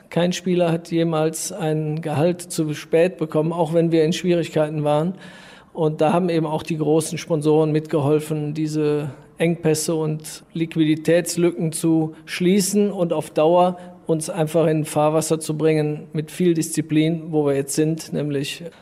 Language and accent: German; Düren, North Rhine-Westphalia, Germany; Es ist meine Heimatstadt, ich bin hier aufgewachsen. Äh, ich liebe die Art der Menschen hier, also das bezieht sich aufs Rheinland, äh, aber eben in dem Fall auf Düren.